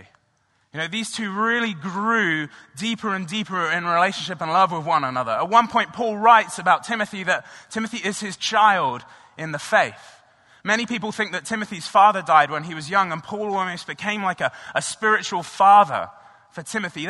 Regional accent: England, United Kingdom; now in United States; I'm originally from England, and when I was growing up, I played a lot of rugby

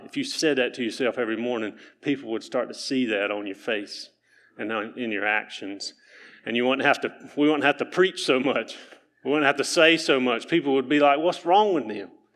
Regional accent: Keener, North Carolina, United States; I'm from Keener, North Carolina

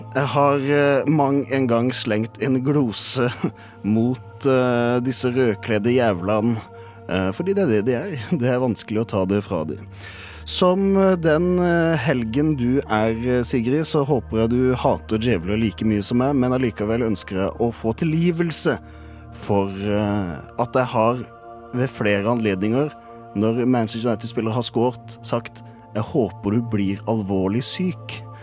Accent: Kristiansand, Agder, Norway; moved away; ligger hjemme i Kristiansand

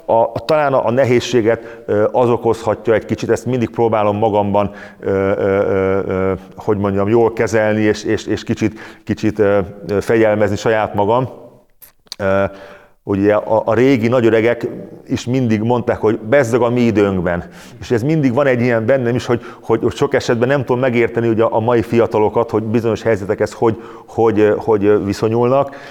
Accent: Hungary; én is vidékről jöttem

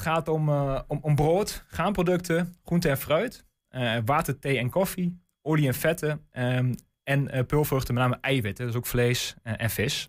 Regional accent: De Lutte, Overijssel, Netherlands; ik kom zelf uit de Lutte. Ehm, dus echt kind van de regio

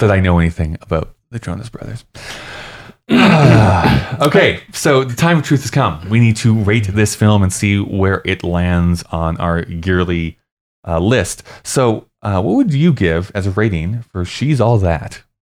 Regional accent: Canada

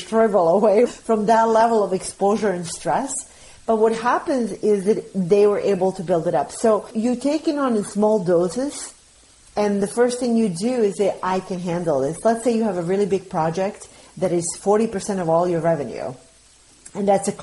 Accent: Bosnia & Herzegovina; now in United States; I'm an immigrant, so I'm from Bosnia

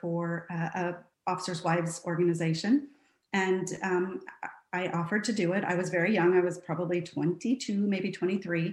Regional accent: Santa Barbara, California, United States; moved away as an adult; I grew up in Santa Barbara, California, married my high school sweetheart, and have been traveling around the United States for the last 20 years

